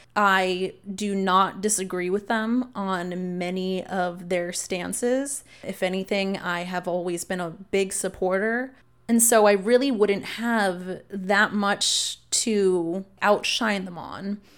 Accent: Austin, Texas, United States; I was born here in Austin, and while I, I lived with my mom off of Slaughter in South Austin

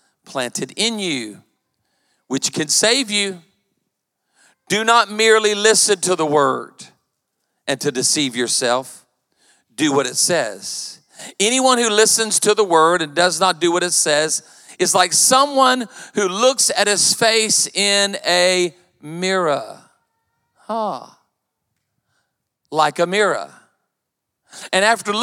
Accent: Myrtle Beach, South Carolina, United States; I was raised in Myrtle Beach. And I went to Myrtle Beach High

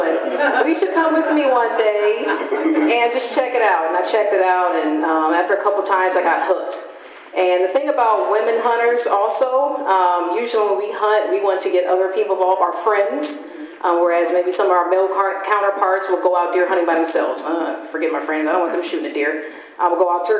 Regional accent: Gary, Indiana, United States; now in Fort Wayne, United States; I grew up in Gary, Indiana

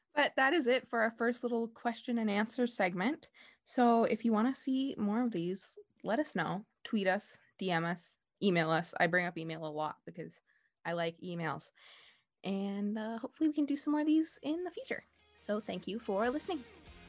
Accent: Sault Ste. Marie, Ontario, Canada; I'm from Sault Ste. Marie

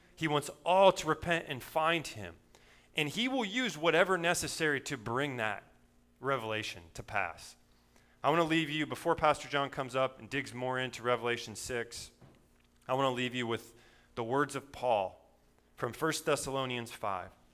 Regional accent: Berne, Indiana, United States; I grew up in Bern, Indiana

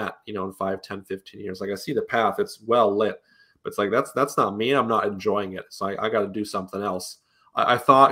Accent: Utah, United States; Grew up mostly in Utah

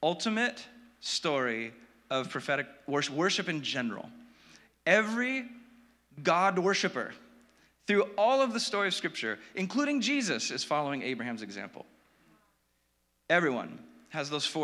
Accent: Orange County, California, United States; I grew up in Orange County.

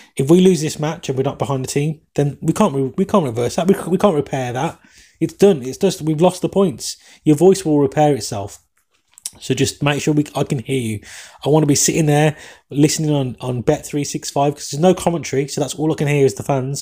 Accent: England, United Kingdom; accent: English; my English accent

